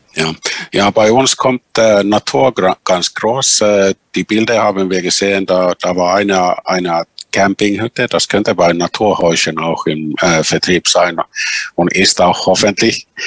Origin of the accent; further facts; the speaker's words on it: Finland; die Sami in Finnland, unsere Urbevölkerung